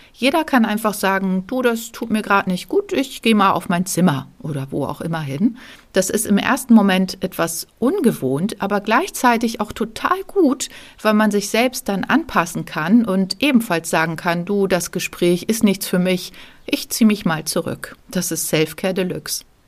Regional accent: Lübeck, Schleswig-Holstein, Germany; moved away; nachdem wir in der Corona-Zeit in meine Heimatstadt Lübeck gezogen sind

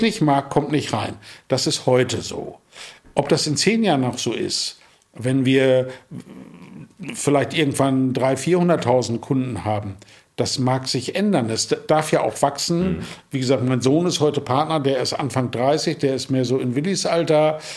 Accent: Emsland, Lower Saxony, Germany; moved away as an adult; also born or lived in Marburg; now in Hamburg, Germany; ich komme aus dem Emsland. Äh, Emsland ist eine Region, da trinkt man Bier und Schnaps.

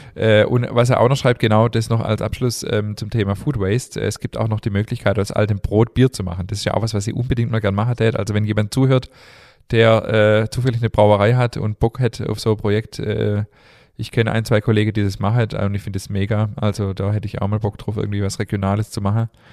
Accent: Stuttgart, Baden-Württemberg, Germany; also born or lived in Remstal; ich bin tatsächlich in Stuttgart geboren.

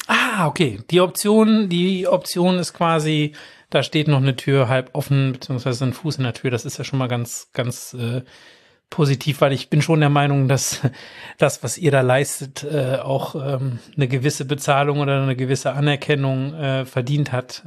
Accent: Germany; bei uns in Deutschland

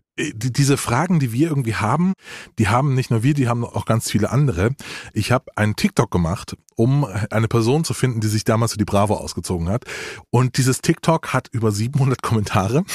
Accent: Rhineland-Palatinate, Germany; bin in Rheinland-Pfalz geboren

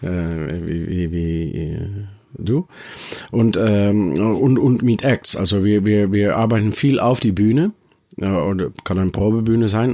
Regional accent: Netherlands; German is a second language; wir als Holländer nach Deutschland gehen

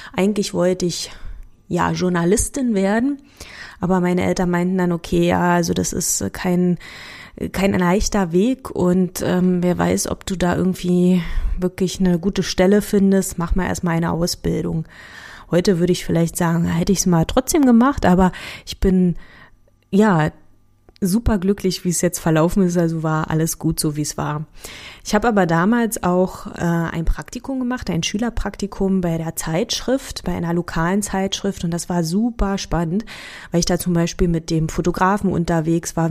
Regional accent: Germany; accent: Berliner; also born or lived in Sopron, Hungary; als ich acht war, sind wir dann nach Deutschland gezogen

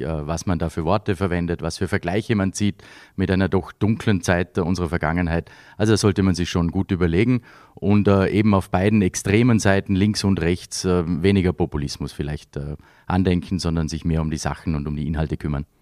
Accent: Vorarlberg, Austria; moved away as an adult; also born or lived in Vienna; Ich bin mit den Festspielen aufgewachsen, natürlich hier in Vorarlberg

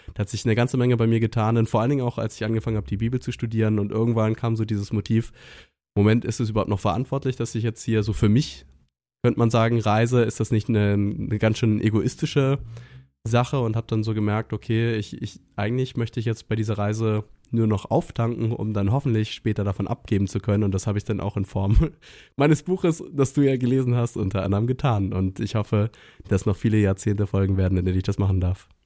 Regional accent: Northern Germany, Germany; ich komme aus Norddeutschland

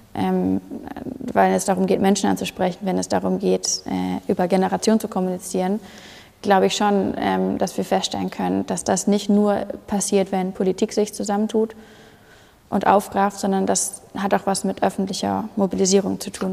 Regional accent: Hamburg, Germany; Ich komme aus, komm aus Hamburg, das heißt, bei mir hört man nicht so wahnsinnig viel raus

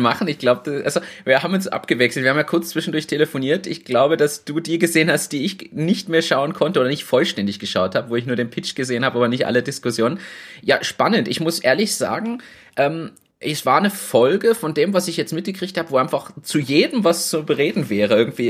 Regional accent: Berlin, Germany; moved away; ich bin ja aus Berlin

